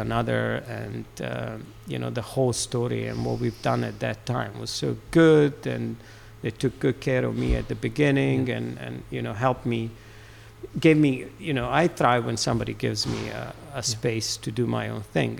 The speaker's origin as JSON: {"language": "English", "country": "Serbia", "also_born_or_lived": "Aberdeen, Scotland", "moved": "as an adult", "lives_now": "United Kingdom", "said": "I'm Serbian."}